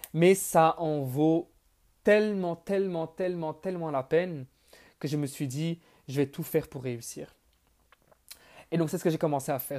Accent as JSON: {"language": "French", "country": "Belgium", "tie": "born or raised there", "also_born_or_lived": "Bonn, Germany", "said": "Je suis né le 14 mars 1999 en Allemagne, donc à Bonn. Mais j'ai grandi en Belgique. Donc, je vis près de, près de Bruxelles, en Belgique"}